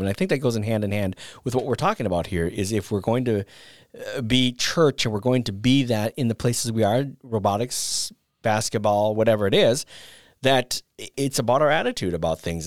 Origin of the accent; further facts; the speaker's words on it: northern Minnesota, United States; in my hometown that I grew up in, in northern Minnesota